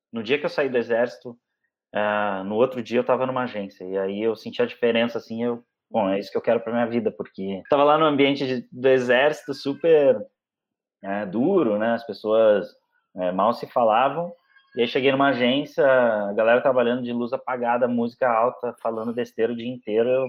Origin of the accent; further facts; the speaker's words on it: Porto Alegre, Rio Grande do Sul, Brazil; now in São Paulo, Brazil; A gente chegou em São Paulo ao mesmo tempo, ele veio do Rio, eu vim de Porto Alegre.